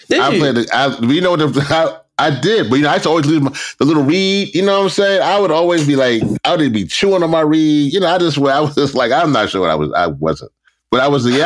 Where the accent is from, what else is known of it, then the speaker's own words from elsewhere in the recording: Washington, District of Columbia, United States; Uh, I grew up in Southeast.